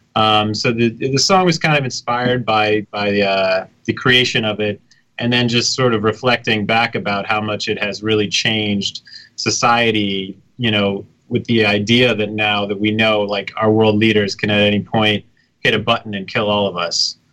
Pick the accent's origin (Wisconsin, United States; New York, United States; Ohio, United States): New York, United States; New York City; now in Brooklyn, United States; I'm from the city. I grew up in the village.